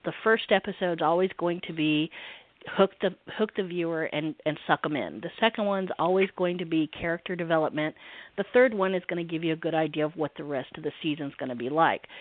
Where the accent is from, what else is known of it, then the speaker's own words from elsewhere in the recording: the South, United States; I'm in the South, so I, I am a Southerner